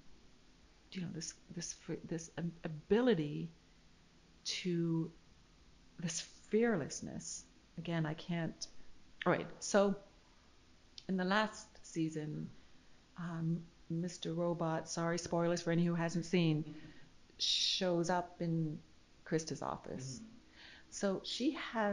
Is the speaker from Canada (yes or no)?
yes; Canada; moved away; I'm from Canada originally